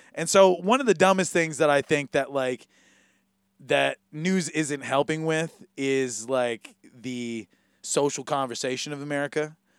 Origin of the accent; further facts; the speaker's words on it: Hawaii, United States; as a Hawaiian